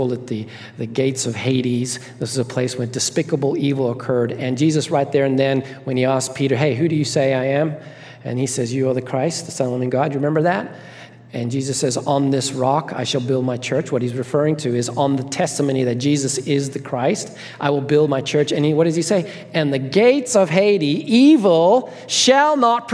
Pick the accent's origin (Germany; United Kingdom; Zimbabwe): Zimbabwe; I grew up in Zimbabwe, Africa